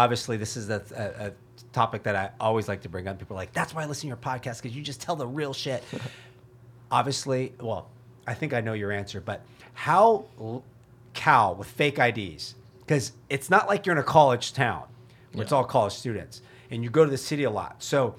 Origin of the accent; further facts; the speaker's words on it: Pleasanton, California, United States; I grew up in Pleasanton and went to Berkeley.